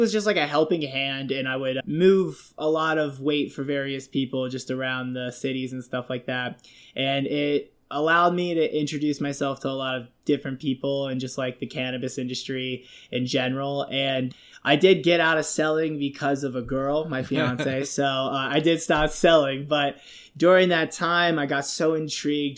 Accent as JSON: {"language": "English", "town": "Jacksonville", "region": "Florida", "country": "United States", "tie": "born or raised there", "also_born_or_lived": "Pittsburgh, Pennsylvania", "said": "I grew up in Florida for like 15 years of my life, originally from Pittsburgh, Pennsylvania, but we moved to Jacksonville when I was a kid"}